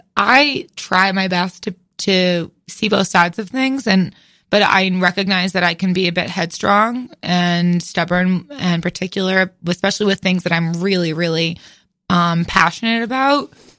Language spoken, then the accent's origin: English; outside New Haven, Connecticut, United States; I'm from outside New Haven.